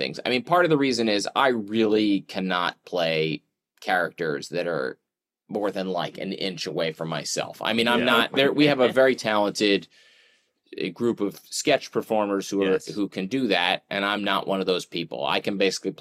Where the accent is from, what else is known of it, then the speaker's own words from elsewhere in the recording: Philadelphia, Pennsylvania, United States; moved away as an adult; I grew up outside Philly